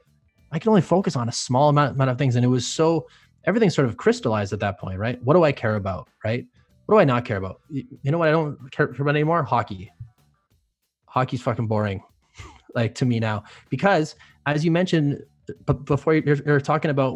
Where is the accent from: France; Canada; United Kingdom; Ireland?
Canada; being a Canadian